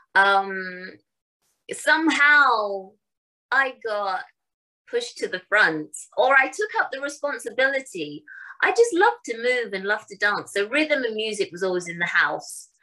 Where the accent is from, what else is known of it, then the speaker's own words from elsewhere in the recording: London, United Kingdom; In England, uh, I was born in Wembley, London